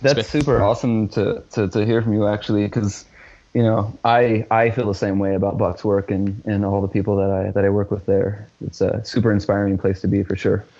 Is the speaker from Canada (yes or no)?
no; Richmond, Indiana, United States; in my hometown, uh, which is Richmond, Indiana